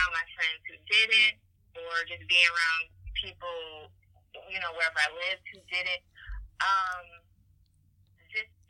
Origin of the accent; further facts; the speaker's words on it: Detroit, Michigan, United States; moved away; basically grew up with my mom um, like west side of Detroit, Six Mile. Um, and I grew up in the neighborhood